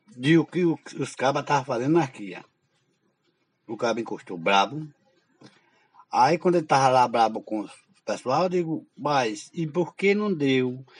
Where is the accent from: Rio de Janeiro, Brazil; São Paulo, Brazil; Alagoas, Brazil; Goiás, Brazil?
Alagoas, Brazil; Em Alagoas, eu nunca saí de Alagoas